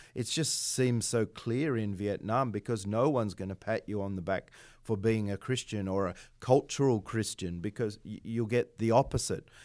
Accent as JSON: {"language": "English", "country": "Australia", "moved": "yes", "said": "I'm Australian"}